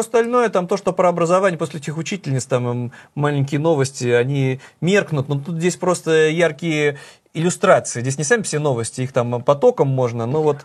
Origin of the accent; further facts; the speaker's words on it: Saint Petersburg, Russia; моим родным городом